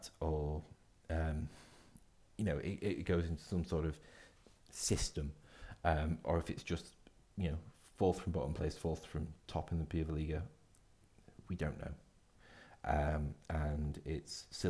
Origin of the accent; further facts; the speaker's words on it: Scotland, United Kingdom; as a Scotsman